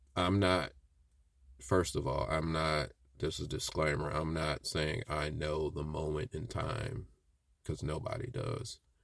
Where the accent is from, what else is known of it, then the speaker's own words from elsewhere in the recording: Midwest, United States; growing up in the Midwest